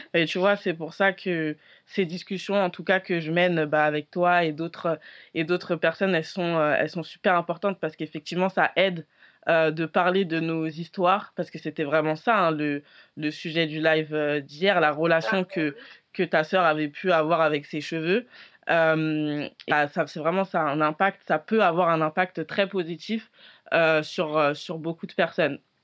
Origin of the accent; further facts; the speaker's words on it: France; je suis née en France et je suis très peu allée en Afrique